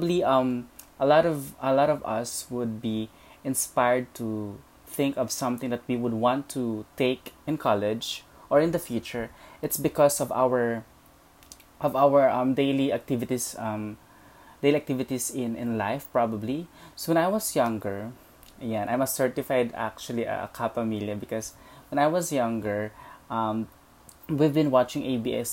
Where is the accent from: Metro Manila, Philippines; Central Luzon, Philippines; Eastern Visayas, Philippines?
Eastern Visayas, Philippines; Leyte; I was born and raised in Leyte